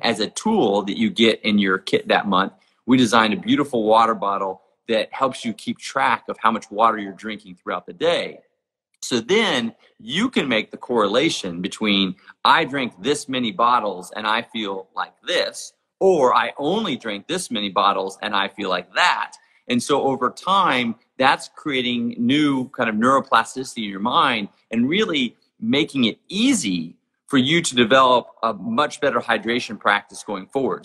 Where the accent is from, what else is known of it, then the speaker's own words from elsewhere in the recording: Jackson Hole, Wyoming, United States; my hometown of Jackson Hole, Wyoming